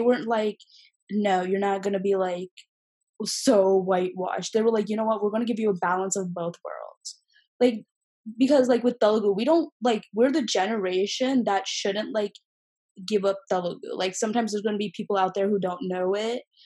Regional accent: Dearborn, Michigan, United States; also born or lived in Canton, Michigan / Bengaluru, India; now in Ohio, United States; I was born in Dearborn

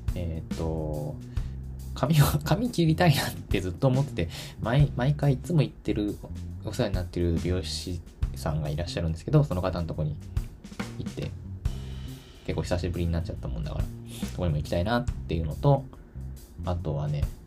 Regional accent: Tokyo, Japan; now in Kyoto, Japan; もちろん私の地元、あ、東京なんですけど、東京は東京でもかなり田舎の方で

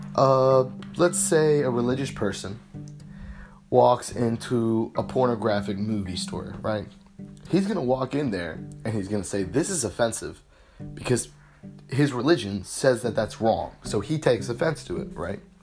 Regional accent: United States; my rights as an American

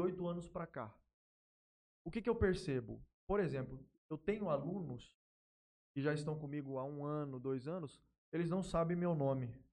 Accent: Jales, São Paulo, Brazil; also born or lived in Palmeira do Oeste / Três Lagoas; Sou nascido aqui em Jales, morei em Palmeira do Oeste um tempo, morei em Três Lagoas um tempo também

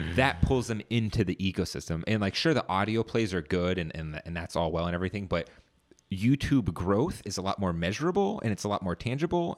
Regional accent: Northern Virginia, United States; I'm from Northern Virginia. Grew up in this area.

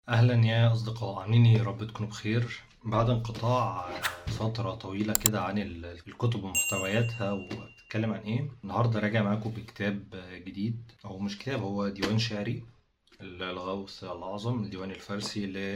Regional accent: Egypt; عندنا في مصر

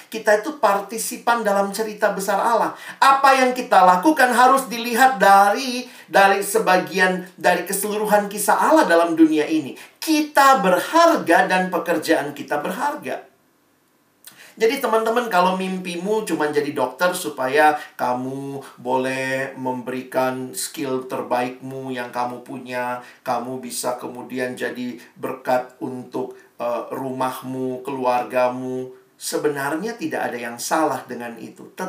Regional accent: Indonesia; born there; Teman-teman dan saya kan nggak lahir di Palestina ya, kita nggak lahir di Israel. Kita lahirnya di Indonesia, berkarya di Indonesia

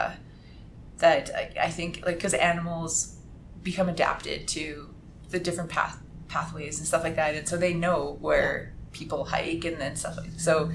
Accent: Edmonton, Alberta, Canada; moved away; also born or lived in Toronto / Calgary / Utah; I'm from Edmonton

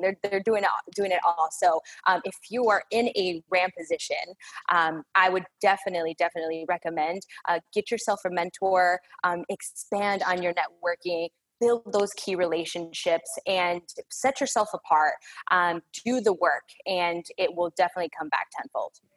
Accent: Chicago, Illinois, United States; moved away as an adult; now in Dallas-Fort Worth, United States; I was born and raised in the Chicagoland area

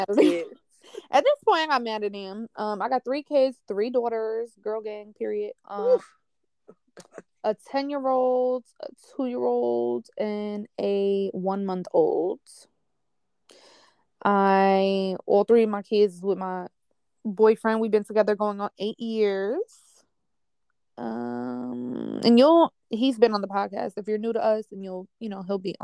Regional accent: New York, United States

